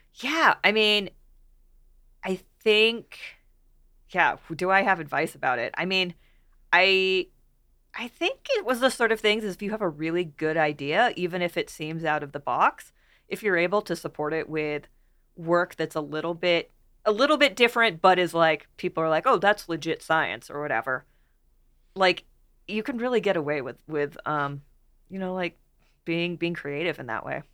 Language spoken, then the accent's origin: English; West Coast, United States; I grew up on the West Coast, West Coast hiker.